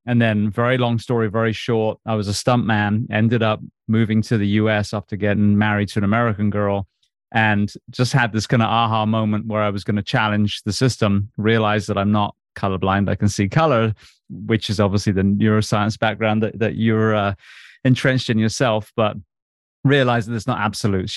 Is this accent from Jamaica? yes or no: no; England, United Kingdom; I grew up on a farm in England.